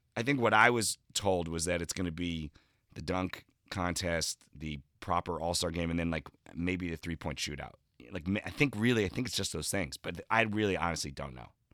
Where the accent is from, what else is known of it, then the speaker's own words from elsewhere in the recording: New Jersey, United States; now in Los Angeles, United States; growing up in New Jersey, I lived in the shadow of New York City.